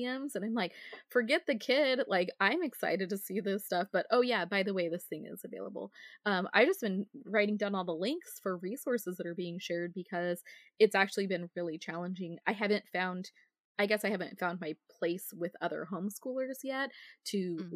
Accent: Northern Idaho, United States; moved away; I'm from Northern Idaho originally. And so a lot of kids that most of my friends when I was growing up were homeschooled.

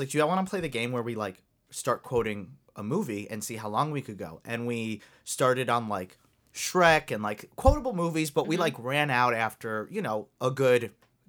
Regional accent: Long Island, New York, United States; moved away; I'm from Long Island

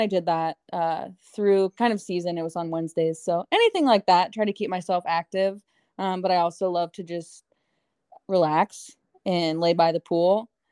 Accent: Ohio, United States; now in Tempe, United States; growing up in Ohio, growing up with snow

